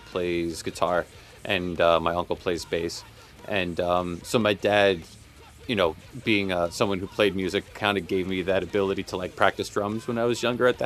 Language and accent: English; Selden, New York, United States; I grew up in Selden.